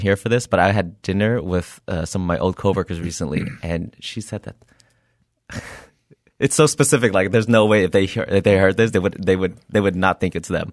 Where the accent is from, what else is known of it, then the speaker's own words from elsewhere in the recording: Milpitas, California, United States; I grew up in Milpitas, California